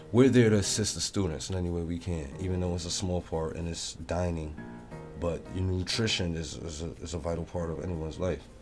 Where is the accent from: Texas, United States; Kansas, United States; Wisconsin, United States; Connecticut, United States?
Connecticut, United States; New Haven; growing up in New Haven